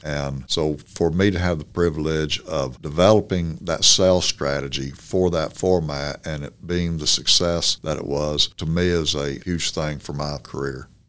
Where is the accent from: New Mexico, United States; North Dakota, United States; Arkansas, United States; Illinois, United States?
Arkansas, United States; Norfork; also born or lived in Mountain Home, Arkansas; I graduated from Norfolk.